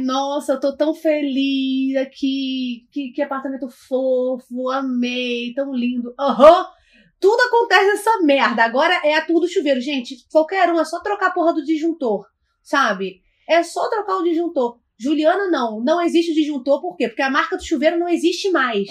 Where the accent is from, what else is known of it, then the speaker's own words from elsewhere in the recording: Brazil; eu sou brasileira